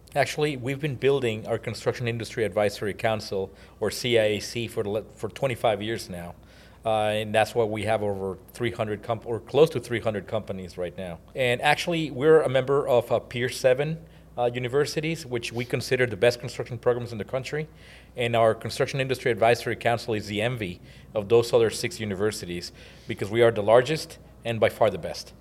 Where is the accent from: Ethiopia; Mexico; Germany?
Mexico; moved away as an adult; also born or lived in College Station, Texas; now in United States; I was born and raised in Mexico